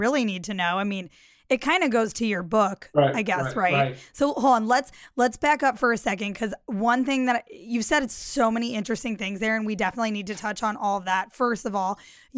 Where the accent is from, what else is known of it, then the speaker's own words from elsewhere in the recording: Midwest, United States; moved away as an adult; I grew up in the Midwest